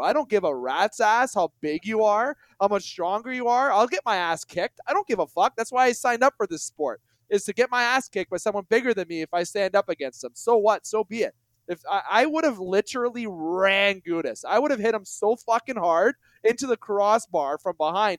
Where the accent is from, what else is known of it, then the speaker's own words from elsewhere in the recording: Canada; I'm a Canadian boy